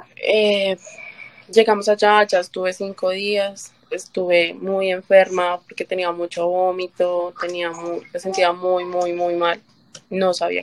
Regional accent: Colombia; moved away as an adult; now in New York, United States; yo soy colombiana

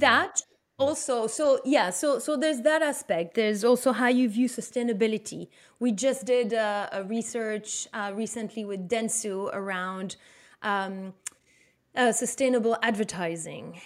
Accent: Belgium; English is a second language; moved away as an adult; now in New York, United States; I'm from Belgium

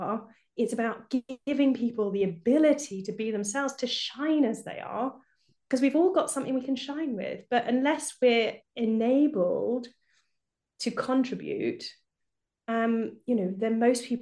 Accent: United Kingdom; now in Germany; I live in Germany, but I'm obviously British, as you can probably hear from my accent

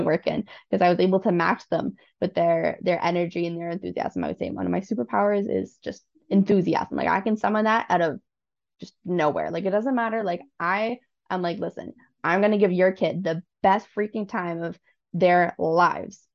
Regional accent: Newmarket, Ontario, Canada; I was born and raised in Newmarket

